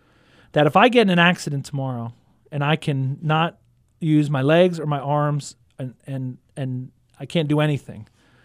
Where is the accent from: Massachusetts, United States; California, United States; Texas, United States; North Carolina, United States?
Texas, United States; Houston; now in Stillwater, United States; Houston, Texas, the fourth largest city in the United States.